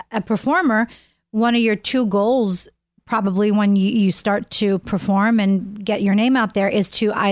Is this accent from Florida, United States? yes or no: no; Mr. Rogers' hometown, Pennsylvania, United States; for Mr. Rogers, and he's from my hometown.